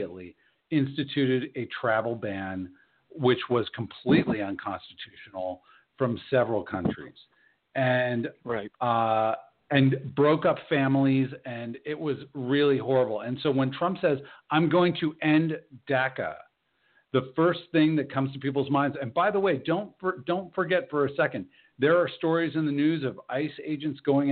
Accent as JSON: {"language": "English", "country": "United States", "said": "I'm an American citizen"}